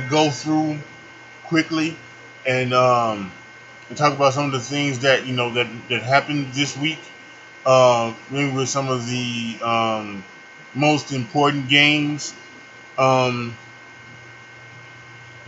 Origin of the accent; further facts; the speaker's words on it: Chicago, Illinois, United States; also born or lived in Charlotte, North Carolina; now in Chicago, United States; leaving the city that I love and the city that I grew up in Chicago, and I'm going to be coming back home. I'm going to Charlotte to live with my mother and my stepfather.